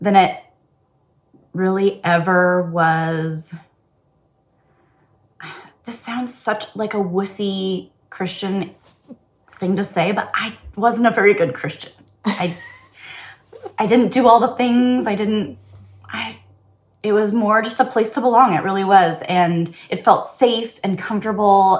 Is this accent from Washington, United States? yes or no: yes; Bellevue, Washington, United States; I grew up in Bellevue, right here near Seattle